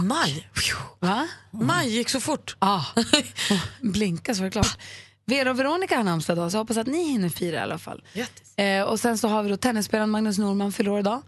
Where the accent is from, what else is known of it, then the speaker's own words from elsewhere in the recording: Luleå, Norrbotten County, Sweden; also born or lived in Falun; jag är ju från Luleå